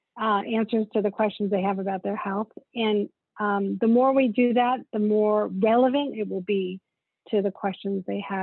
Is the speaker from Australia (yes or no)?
no; South Africa; now in United States; I mean, I'm an immigrant to this country. I came from South Africa and at a time where there were not a lot of opportunities.